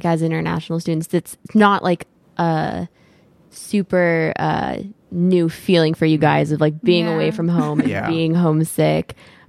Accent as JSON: {"language": "English", "region": "California", "country": "United States", "lives_now": "San Diego, United States", "said": "I still live here in San Diego, but I'm from Northern California."}